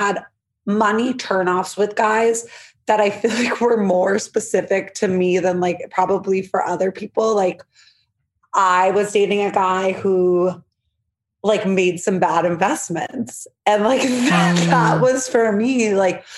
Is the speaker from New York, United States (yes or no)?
yes; New York City, New York, United States; I'm from New York City. Blair Waldorf vibes, Upper East Side